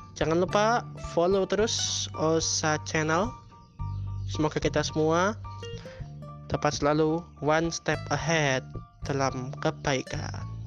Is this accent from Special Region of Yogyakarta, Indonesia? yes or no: yes; Yogyakarta, Special Region of Yogyakarta, Indonesia; saya pindah dari SD Muhammadiyah ya dari kelas 3 menuju kelas 4 di sebuah yayasan yang ada di utara di kota Yogyakarta